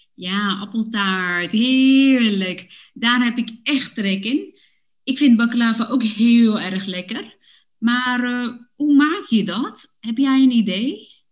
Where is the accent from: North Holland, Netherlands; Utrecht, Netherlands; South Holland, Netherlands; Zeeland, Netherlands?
Utrecht, Netherlands; Woerden; now in Amsterdam, Netherlands; Ik heb met mijn ouders in Woerden gewoond toen ik klein was.